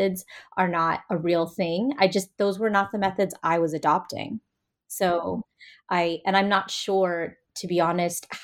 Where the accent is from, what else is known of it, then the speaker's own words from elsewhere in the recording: United States; as an Indian American, as a Brahmin woman, as somebody who's located in a U.S. Academy setting